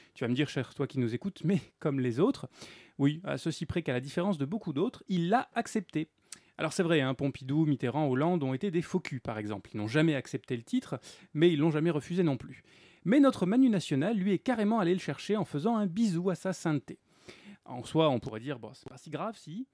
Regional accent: France; nous en tant que Français

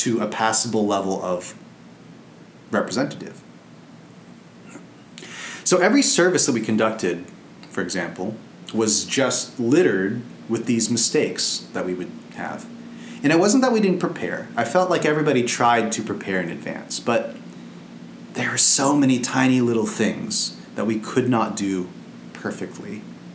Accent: United States; as an American

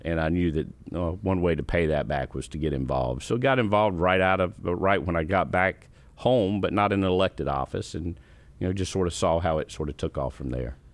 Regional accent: Columbia, South Carolina, United States; also born or lived in Greenville, South Carolina / Orangeburg, South Carolina / Rock Hill, South Carolina; I was born in Columbia

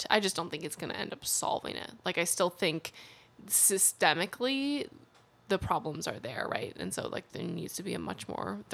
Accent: Chicago, Illinois, United States; growing up in Chicago

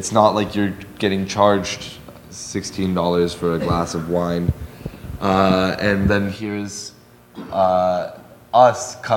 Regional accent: Los Angeles, California, United States; I grew up in Los Angeles, so I ate a lot of black beans and rice.

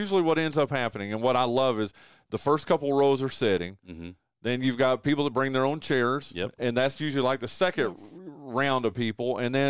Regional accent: Wilkes County, North Carolina, United States; And I grew up in Wilkes County

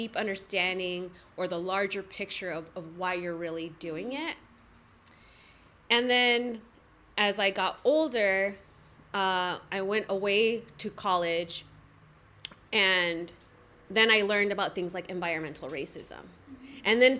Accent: National City, California, United States; I'm from National City, born and raised

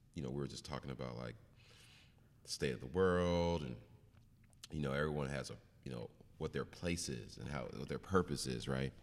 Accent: Seattle, Washington, United States; also born or lived in Kent, Washington / Rainier Valley, Seattle / Northgate, Seattle; I grew up in the Central in the early eighties

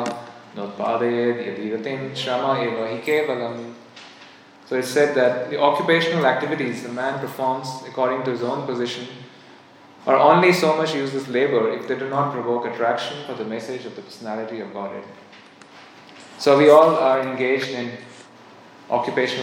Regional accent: India; I'm from India, I'll read the Vedas

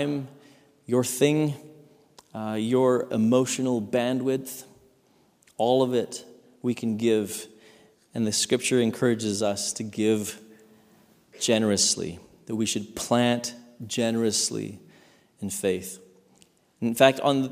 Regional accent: Saskatchewan, Canada; growing up in Saskatchewan

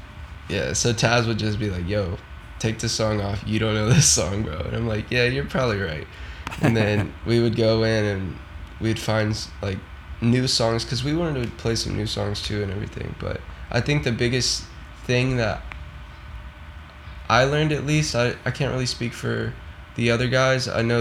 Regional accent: the South, United States; growing up, just because I am from the South, so Florida and, you know, Louisiana and all of that stuff

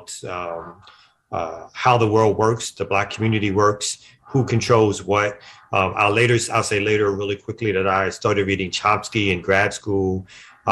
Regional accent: New York City, New York, United States; I'm born and raised in Brooklyn, New York, raised by my mom, me and my sister

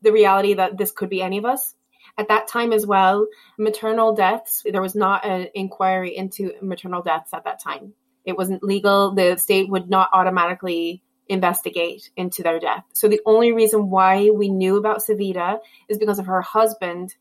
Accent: United States; moved away as an adult; now in Ireland; I'm American and because I'm white

